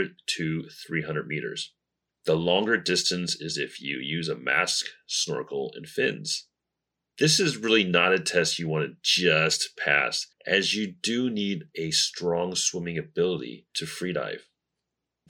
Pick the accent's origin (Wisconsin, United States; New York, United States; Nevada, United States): Nevada, United States; Las Vegas; now in Taiwan; my hometown, the entertainment capital of the world, Las Vegas